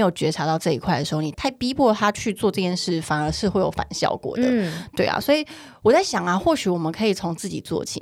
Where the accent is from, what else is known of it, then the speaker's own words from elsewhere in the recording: Taiwan; now in Taipei, Taiwan; 我自己是乡下长大的孩子嘛